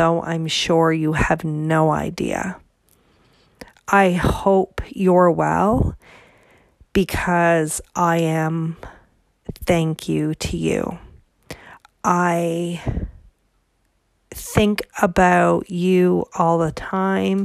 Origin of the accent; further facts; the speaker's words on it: Canada; I'm Canadian